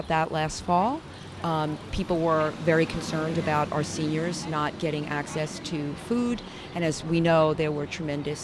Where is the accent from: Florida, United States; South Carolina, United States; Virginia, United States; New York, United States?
New York, United States; New York City; also born or lived in Upper West Side, Manhattan; I grew up in Midwood, Brooklyn.